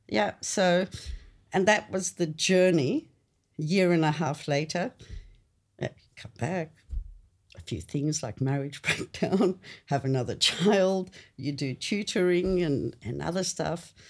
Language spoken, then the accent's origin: English; Australia; English is a second language; coming to Australia was really weird. You know, first, I remember vividly put in grade two, Hyde Street Foots Grade Primary School